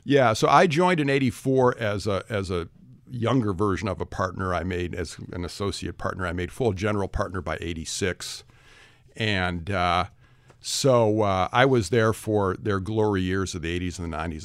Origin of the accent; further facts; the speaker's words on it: Detroit, Michigan, United States; I come from the Detroit area of Michigan. I was a public school kid, went to University of Michigan